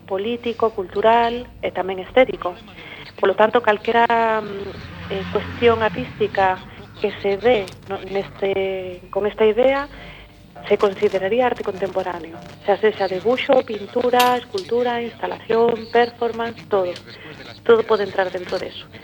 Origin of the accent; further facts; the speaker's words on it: Becerreá, Galicia, Spain; Bueno, eu son de Beceara, son artista plástica e tamén dirixo un centro de de arte en Santiago de Compostela